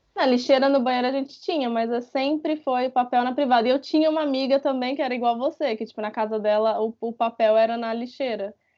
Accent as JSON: {"language": "Portuguese", "country": "Brazil", "moved": "as an adult", "said": "Eu saí do Brasil com 21 anos, eu ainda estava na faculdade"}